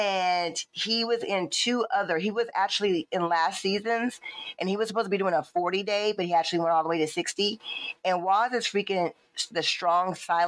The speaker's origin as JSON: {"language": "English", "region": "the South", "country": "United States", "said": "I'm from the South"}